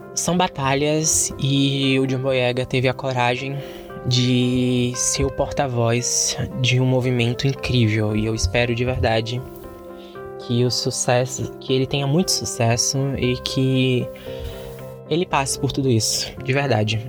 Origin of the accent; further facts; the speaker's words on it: Bahia, Brazil; eu sou baiano. Eu sou aqui do Nordeste